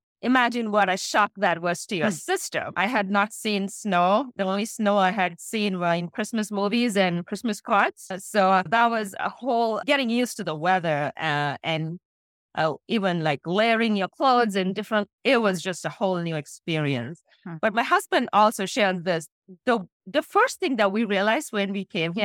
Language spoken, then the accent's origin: English; Sri Lanka; now in United States; So I was born and I grew up in Sri Lanka